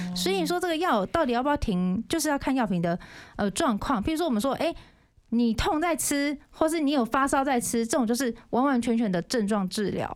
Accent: Yilan County, Taiwan; accent: Yilan accent; moved away as an adult; now in Keelung, Taiwan; 因为我本身是宜兰人嘛

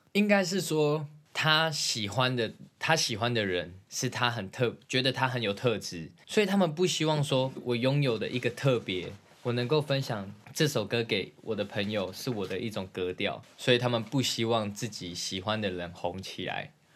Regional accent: Zhongli, Taoyuan, Taiwan; 我从小到大在中立生活的

